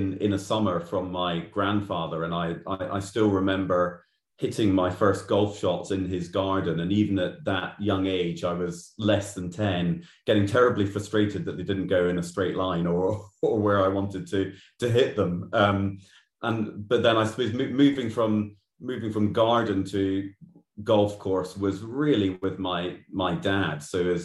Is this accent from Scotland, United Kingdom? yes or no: yes; Glasgow, Scotland, United Kingdom; accent: Glaswegian; also born or lived in London; now in Edinburgh, United Kingdom; I was born and grew up in Glasgow, as you can tell from my strong Glaswegian accent